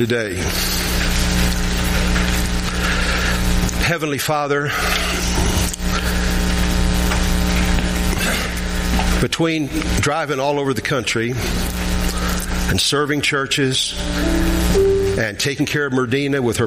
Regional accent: Chicago, Illinois, United States; moved away; I'm from Chicago where we have people that are like rattlesnakes

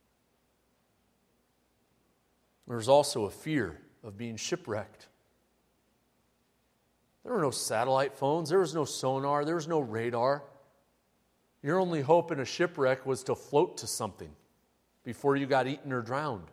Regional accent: Midwest, United States; growing up in the Midwest

